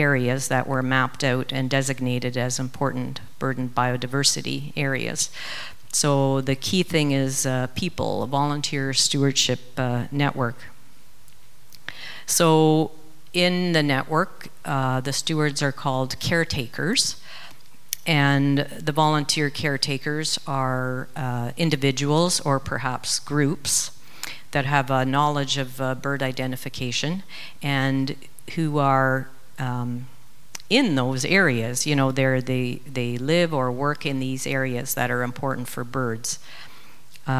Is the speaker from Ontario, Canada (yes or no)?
no; Comox, British Columbia, Canada; I'm actually from Comox on Vancouver Island, the Comox Valley.